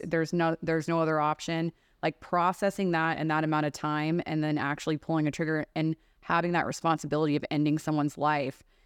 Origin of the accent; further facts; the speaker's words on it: Texas, United States; I grew up in Texas where we're going to, like, you know, deer camps